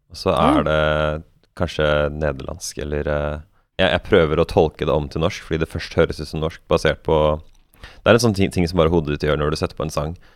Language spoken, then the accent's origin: Norwegian; Norway; also born or lived in Iceland; Ja, ja hovedsakelig. Litt på ja. Island også, men mest ah, ja, i Norge.